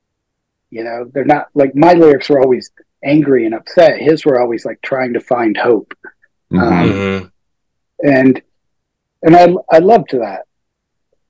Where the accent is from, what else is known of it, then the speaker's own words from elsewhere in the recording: Midwest, United States; the hardcore bands that we grew up with in the Midwest were like …